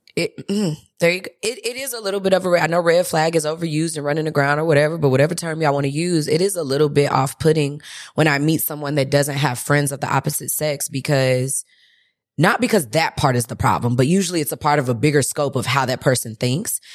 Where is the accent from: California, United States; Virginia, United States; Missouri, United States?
Missouri, United States; St. Louis; moved away; I'm from Saint Louis